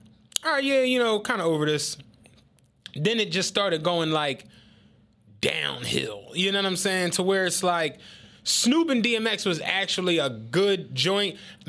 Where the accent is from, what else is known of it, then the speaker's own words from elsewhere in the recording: Penrose, United States; Carl always likes dissing the fact that I'm from Penrose, as if that's the reason why I'm saying what I'm saying.